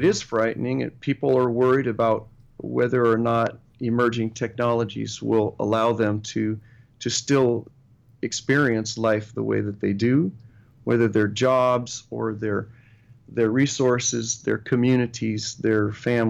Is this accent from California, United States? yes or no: yes; Sacramento, California, United States; growing up in Sacramento